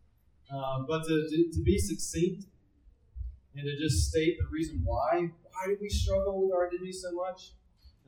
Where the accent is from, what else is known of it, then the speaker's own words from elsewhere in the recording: Tennessee, United States; I was raised in Tennessee